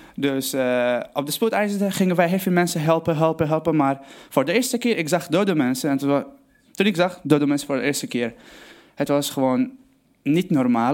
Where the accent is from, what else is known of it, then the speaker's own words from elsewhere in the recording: Aleppo, Aleppo Governorate, Syria; Dutch is a second language; moved away as an adult; now in Netherlands; ik kom uit Syrië, Aleppo. Ik ben gewoon, eh, geboren in 1994, dus ik ga allemaal het Nederlands proberen. Ik ben geboren in Aleppo, gewoon voor een lieve familie. Uh, eh, we waren gewoon opgegroeid